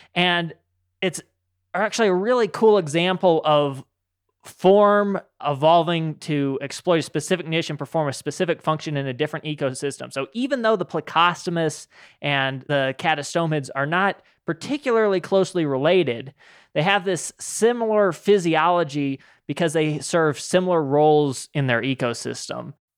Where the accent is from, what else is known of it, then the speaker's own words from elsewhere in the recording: Utah, United States; When I was growing up in Utah